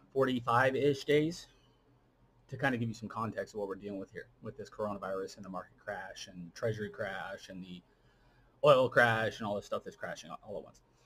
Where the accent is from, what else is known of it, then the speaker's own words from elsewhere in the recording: United States; as an American